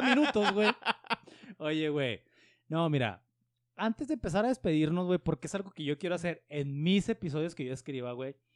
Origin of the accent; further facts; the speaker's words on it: Mexico; soy mexicano